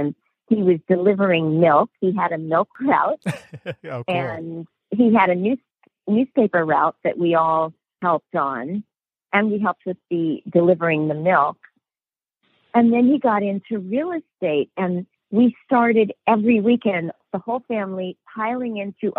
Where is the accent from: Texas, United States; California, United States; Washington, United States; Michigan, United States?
California, United States; Los Angeles; also born or lived in Iowa; one of the very first homes that I grew up in California. It's off of Topanga Canyon and in a place called Woodland Hills. And I grew up in this home.